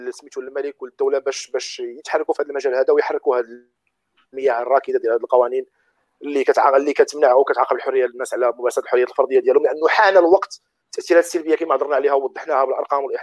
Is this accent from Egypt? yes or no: no; Morocco; حنا كنعرفوا حنا كمغاربه كممثل وكشخص على زعما المستوى الشخصي في المجتمع